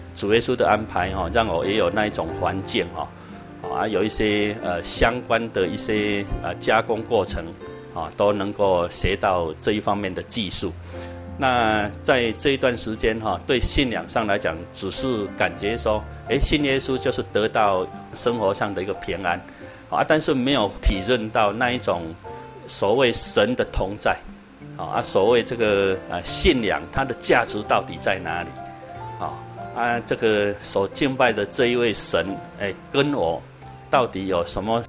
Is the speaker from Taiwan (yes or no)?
yes; Taiwan; also born or lived in Taipei; 我们台湾话讲